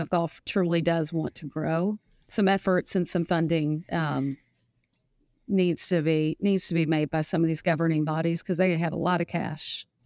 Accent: Fayetteville, Arkansas, United States; I'm from Arkansas

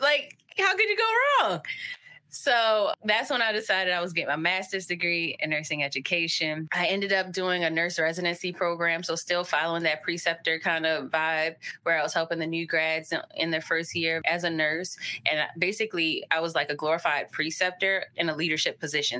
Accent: Baltimore, Maryland, United States; also born or lived in Hawaii / Texas; we ended up around second grade coming to Baltimore, and that's where I've been, and that's where I continue to stay

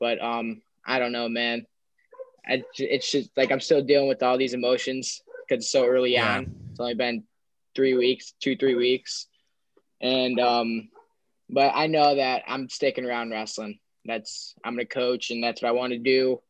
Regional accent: Carol Stream, Illinois, United States; I'm from Carroll Stream

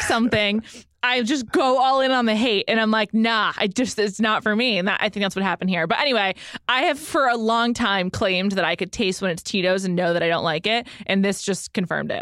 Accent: New York, United States; now in Los Angeles, United States; growing up in New York.

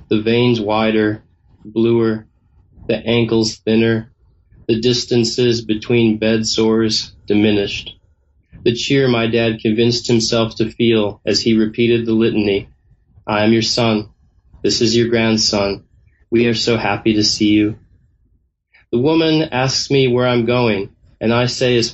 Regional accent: Northfield, Minnesota, United States; moved away; my hometown, which is Northfield, Minnesota

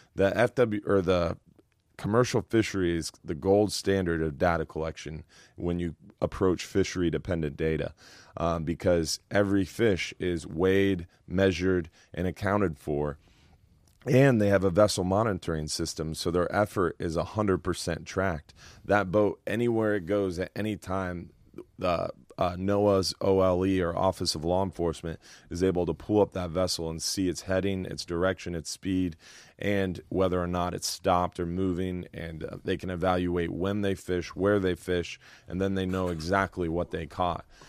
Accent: Madeira Beach, Florida, United States; I grew up in Madeira Beach. I've lived on Madeira Beach my whole life

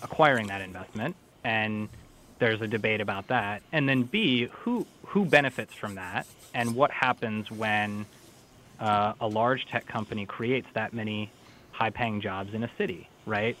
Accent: St. Paul, Minnesota, United States; Minnesota is actually my home state. I grew up in St. Paul.

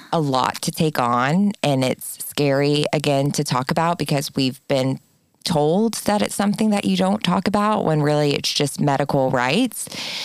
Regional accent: Arkansas, United States; now in California, United States; I grew up in Arkansas, everyone. It's a very different world than California.

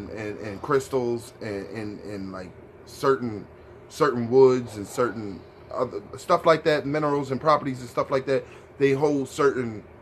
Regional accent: Delaware, United States; Because we are from Delaware and we

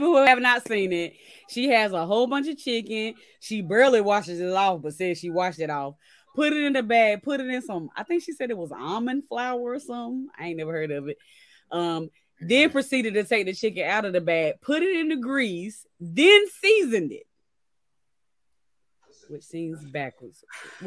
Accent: Chatham County, North Carolina, United States; I'm from Chatham County. I am

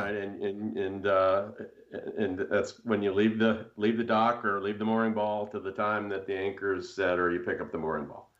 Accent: United States; grow up on Long Island Sound

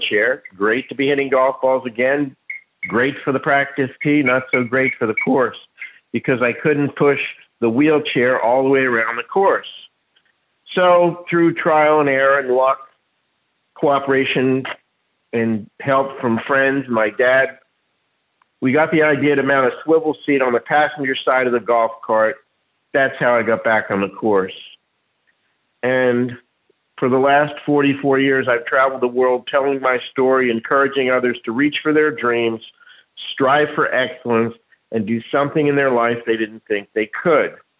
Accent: Neptune, New Jersey, United States; moved away as an adult; now in Jupiter, United States; I was born in Neptune. Now I live in Jupiter

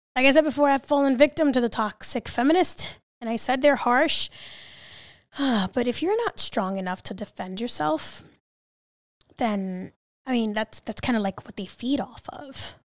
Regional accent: New York City, New York, United States; I'm from New York City

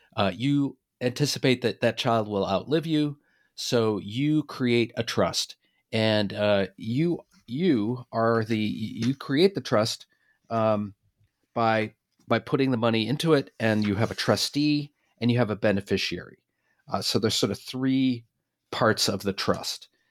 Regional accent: Boston, Massachusetts, United States; I'm from Boston

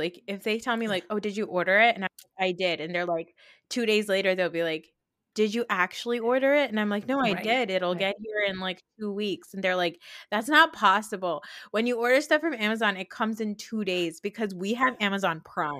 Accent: Maryland, United States; born there; I was born in Maryland.

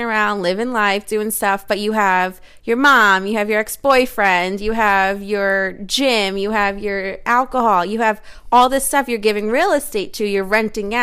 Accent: United States; I'm an American who speaks American

